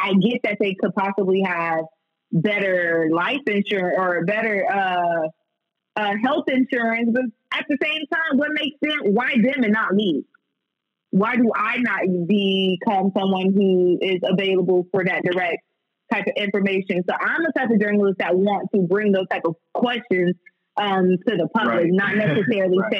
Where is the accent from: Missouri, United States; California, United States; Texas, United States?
Texas, United States; now in Lafayette, United States; I'm originally from Texas